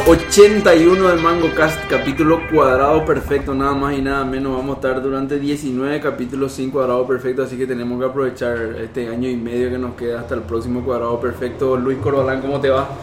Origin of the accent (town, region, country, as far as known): Paraguay